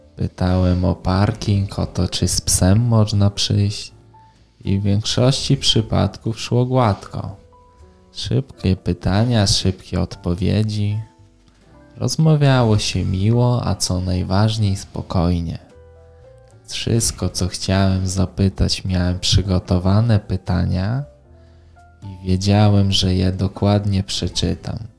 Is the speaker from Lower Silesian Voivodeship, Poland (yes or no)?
no; Białystok, Podlaskie Voivodeship, Poland; mam 19 lat i pochodzę z Białego Stoku